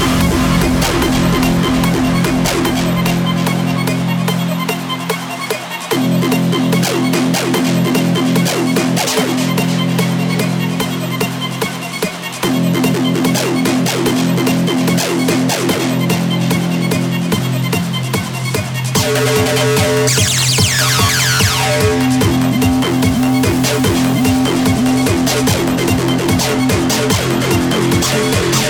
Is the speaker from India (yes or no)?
no; England, United Kingdom; I come from England